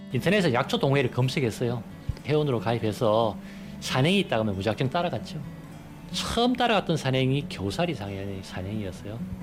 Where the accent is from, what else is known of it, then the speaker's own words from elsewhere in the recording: Andong, North Gyeongsang, South Korea; moved away; 제 고향인 안동에서도